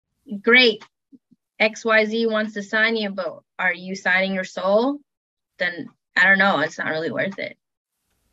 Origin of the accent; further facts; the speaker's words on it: Chicago, Illinois, United States; Yeah, I would say Lollapalooza, just because I'm from Chicago, like that's my home city because of art school.